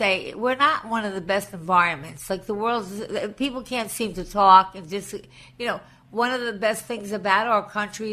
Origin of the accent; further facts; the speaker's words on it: Long Island, New York, United States; now in New York City, United States; I grew up on Long Island